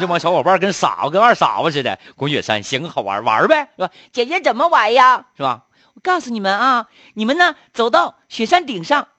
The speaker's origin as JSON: {"language": "Chinese", "town": "Harbin", "region": "Heilongjiang", "country": "China", "tie": "born or raised there", "said": "我们东北这边就不一样了啊，咱哈尔滨这一块儿"}